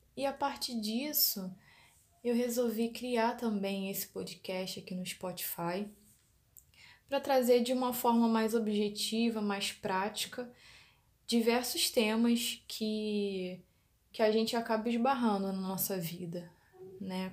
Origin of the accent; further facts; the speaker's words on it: Rio de Janeiro, Brazil; sou da cidade do Rio de Janeiro